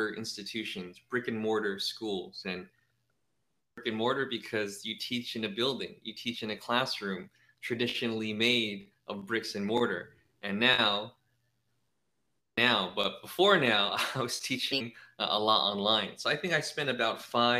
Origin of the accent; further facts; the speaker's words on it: San Francisco, California, United States; moved away as an adult; also born or lived in San Jose; now in Thailand; I was born and raised in San Francisco